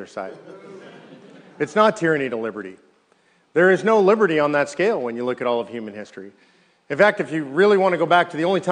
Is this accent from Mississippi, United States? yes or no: no; California, United States; now in Texas, United States; I grew up in California.